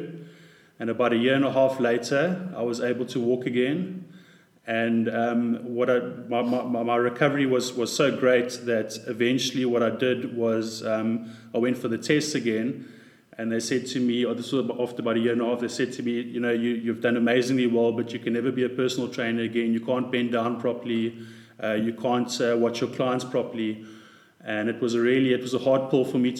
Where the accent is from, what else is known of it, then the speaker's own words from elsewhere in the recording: Pretoria, Gauteng, South Africa; I grew up in Pretoria